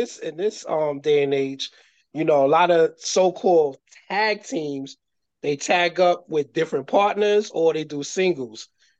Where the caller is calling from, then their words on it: Chicago, Illinois, United States; I am calling from Chicago, Illinois, telling you to listen to the WrestleVille Podcast.